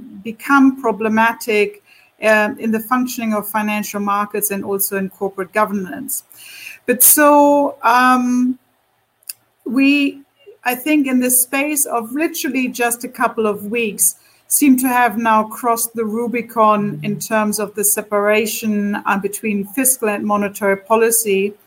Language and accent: English; Germany; my home country, Germany.